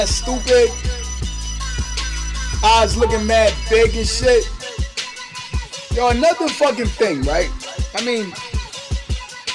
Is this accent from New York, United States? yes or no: yes; New York City, New York, United States; New York City, I'm from Brooklyn